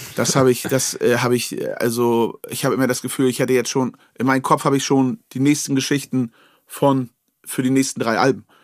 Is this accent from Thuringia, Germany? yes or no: no; Wolgast region, Mecklenburg-Vorpommern, Germany; in Wolgast an der Schule